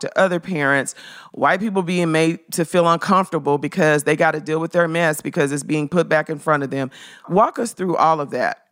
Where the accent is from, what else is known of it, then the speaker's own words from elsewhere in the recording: Memphis, Tennessee, United States; I'm from Memphis.